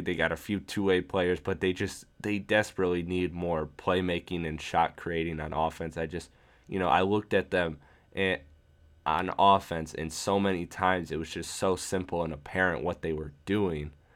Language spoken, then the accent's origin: English; Michigan, United States; Michigan, my hometown, uh, or my home state, I should say.